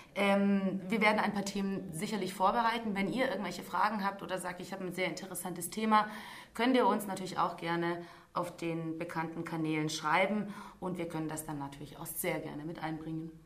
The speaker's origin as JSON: {"language": "German", "town": "Deutschkreuz", "region": "Transylvania", "country": "Romania", "also_born_or_lived": "near Stuttgart", "moved": "yes", "lives_now": "Stuttgart, Germany", "said": "ich äh, stamme aus Deutschkreuz äh, in Siebenbürgen"}